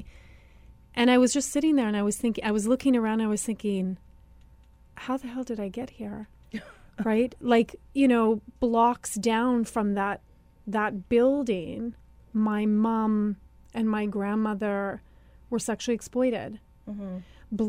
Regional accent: Sagkeeng Anishinaabe First Nation, Manitoba, Canada; I am from the Saugeen Anishinaabe First Nation, mm-hmm. which is about an hour and a half north of Winnipeg

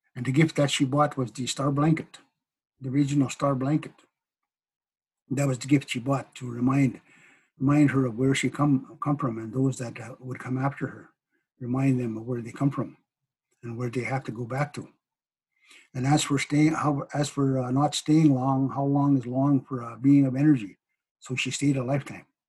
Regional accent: Cree nation, northern Manitoba, Canada; i come from the Pasqua cree nation northern manitoba of course i am uh, Hineño cree

